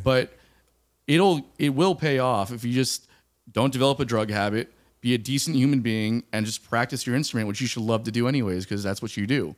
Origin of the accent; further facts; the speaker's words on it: South Florida, United States; moved away; I'm from South Florida, like Miami, Fort Lauderdale area